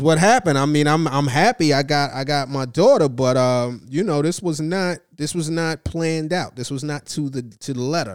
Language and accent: English; New York, United States; as a New Yorker